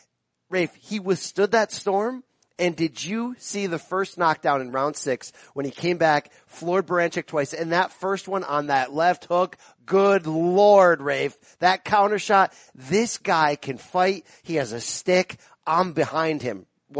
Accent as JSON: {"language": "English", "country": "United States", "said": "We're American boxing fans."}